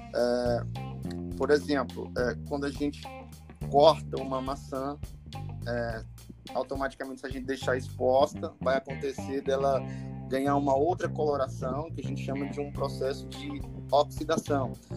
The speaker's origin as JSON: {"language": "Portuguese", "town": "Teresina", "region": "Piauí", "country": "Brazil", "tie": "born or raised there", "moved": "as an adult", "lives_now": "Alta Floresta, Brazil", "said": "sou natural de Teresina, Piauí, ali no Nordeste"}